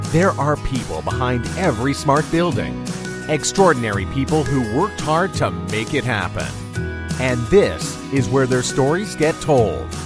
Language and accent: English; Brooklyn, New York, United States; born there; born in Brooklyn, New York.